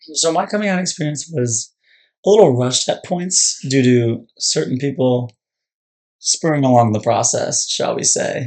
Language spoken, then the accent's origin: English; Annapolis, Maryland, United States; I was born and raised in Annapolis